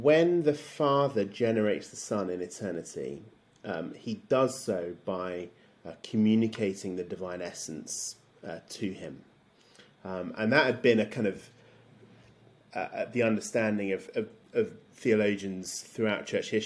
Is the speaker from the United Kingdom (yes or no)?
yes; London, United Kingdom; moved away as an adult; now in Belfast, United Kingdom; I was born in London, and I grew up in a Christian home.